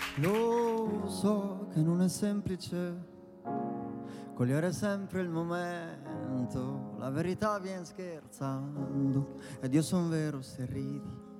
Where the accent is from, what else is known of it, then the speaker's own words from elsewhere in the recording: Umbria, Italy; also born or lived in Apulia; io sono umbro